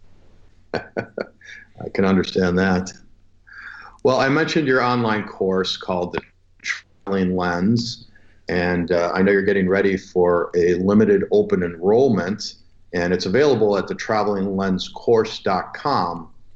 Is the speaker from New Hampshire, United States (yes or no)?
no; Chicago, Illinois, United States; back in my hometown of Chicago